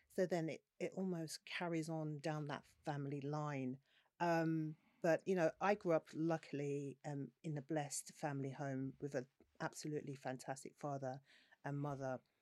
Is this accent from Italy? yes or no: no; London, United Kingdom; I grew up in South London, Peckham, in the days where Peckham wasn't trendy like it is now.